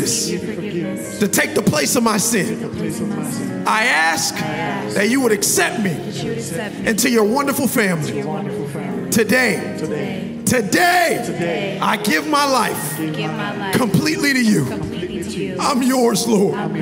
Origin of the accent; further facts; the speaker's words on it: Miami Gardens, Florida, United States; I'm from Carroll City.